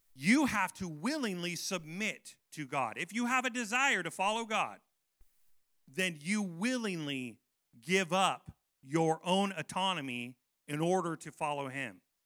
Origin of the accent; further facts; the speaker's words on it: United States; I love being American